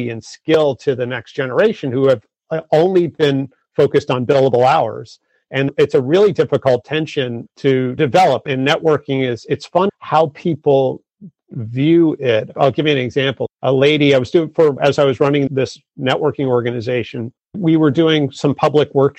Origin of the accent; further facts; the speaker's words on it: Massachusetts, United States; I grew up in Massachusetts